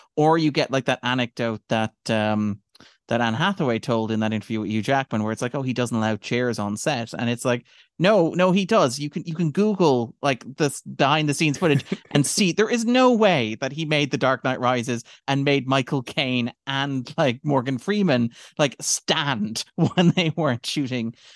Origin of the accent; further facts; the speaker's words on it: Ireland; we are Irish people